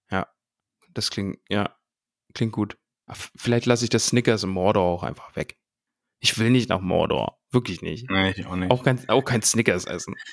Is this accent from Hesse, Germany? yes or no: no; Solingen, North Rhine-Westphalia, Germany; Ich komme aus Solingen. Ja, Solingen, Schmolingen, also wirklich. Das ist die Klingenstadt.